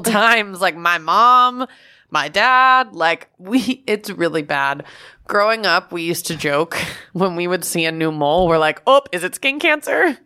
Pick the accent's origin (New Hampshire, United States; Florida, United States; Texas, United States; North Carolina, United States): Florida, United States; when I was a kid growing up in Florida